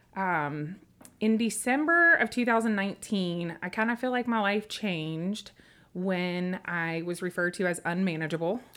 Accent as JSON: {"language": "English", "town": "Memphis", "region": "Tennessee", "country": "United States", "tie": "born or raised there", "also_born_or_lived": "Humboldt, Tennessee / Dickson, Tennessee", "said": "we moved when I was ten to Memphis, Tennessee"}